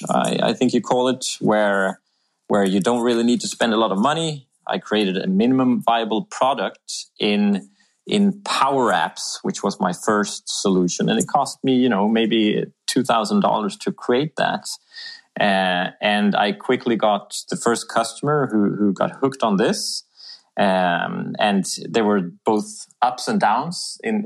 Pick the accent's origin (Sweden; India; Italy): Sweden; moved away as an adult; also born or lived in Bedford / Philadelphia / South America; now in Denmark; I'm Swedish. I'm from the Swedish woods, and I've had a bit of an international career.